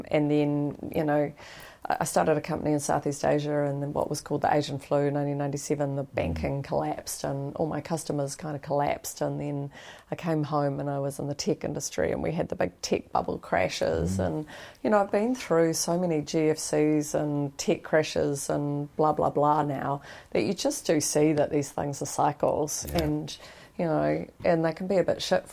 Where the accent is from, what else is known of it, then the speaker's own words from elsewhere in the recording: Wellington, New Zealand; I grew up over in Northland, you know, in Wellington